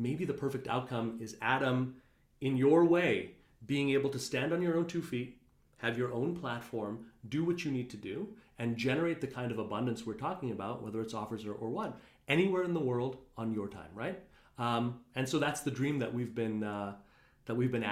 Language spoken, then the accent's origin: English; Montreal, Quebec, Canada; now in New York, United States; I grew up in Montreal, pretty conservative Indian family.